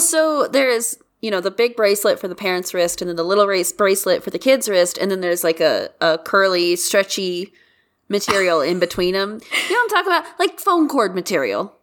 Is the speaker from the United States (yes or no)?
yes; United States; as an American